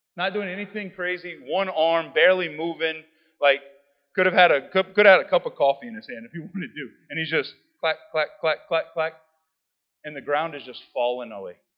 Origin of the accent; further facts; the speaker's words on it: South Louisiana, United States; I'm from South Louisiana